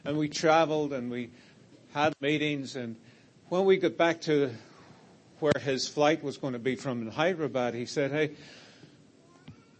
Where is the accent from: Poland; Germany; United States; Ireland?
Ireland; I'm from Ireland